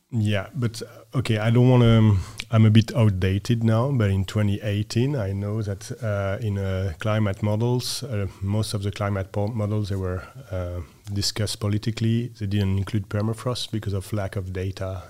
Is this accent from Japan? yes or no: no; west coast of France, France; moved away as an adult; also born or lived in Norway; now in Copenhagen, Denmark; I grew up, uh, west coast of France